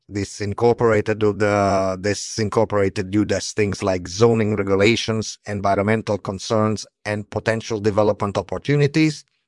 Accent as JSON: {"language": "English", "country": "Italy", "tie": "born or raised there", "said": "I was born in Italy in 1965"}